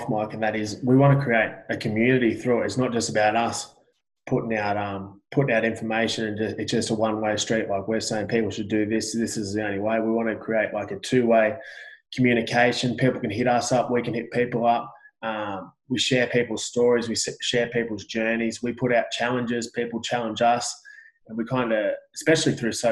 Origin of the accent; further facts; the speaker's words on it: Australia; I'm Australian.